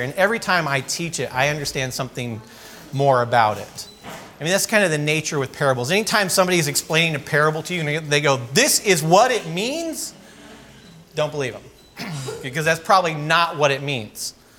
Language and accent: English; California, United States; I grew up in California skateboarding and surfing and all the sort of typical things.